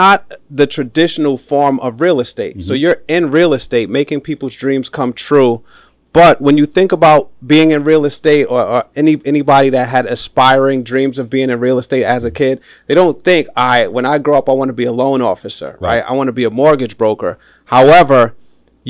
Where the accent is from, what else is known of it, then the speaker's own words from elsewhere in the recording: New York City, New York, United States; I grew up playing basketball in the city too, in the Bronx, uptown